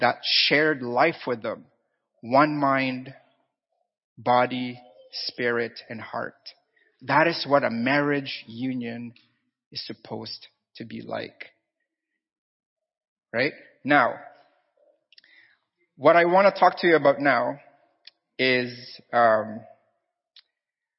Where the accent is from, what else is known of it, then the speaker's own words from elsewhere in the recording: Philippines; I'm Filipino